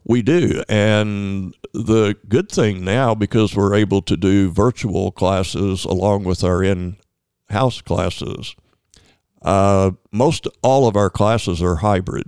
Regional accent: North Little Rock, Arkansas, United States; also born or lived in Searcy; I grew up in North Little Rock and went to Searcy to college and came back to North Little Rock.

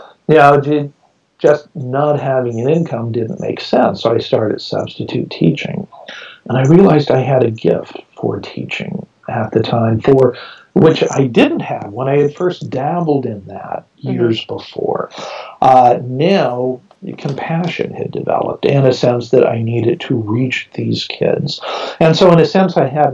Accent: Modesto, California, United States; Modesto, my hometown

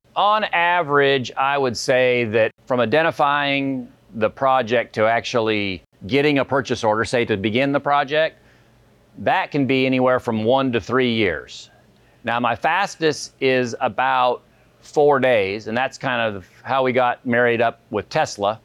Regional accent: Cottonwood, Arizona, United States; move back to my hometown

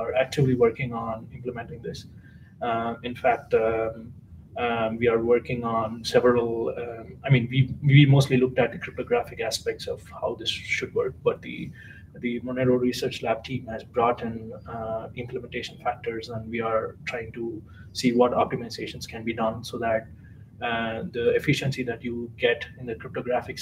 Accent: India; moved away as an adult; now in Germany; I'm from India originally. I'm doing my PhD in Germany

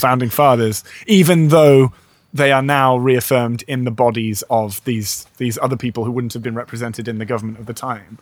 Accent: United Kingdom; I'm too British

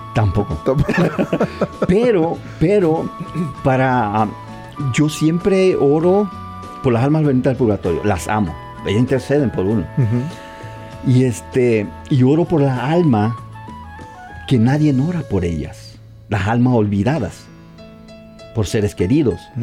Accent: Tabasco, Mexico; moved away; yo donde soy de Tabasco

